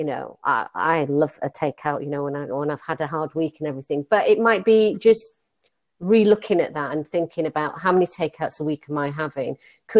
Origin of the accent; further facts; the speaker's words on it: India; Hey, I'm Indian. I cook curry, so everybody loved curry.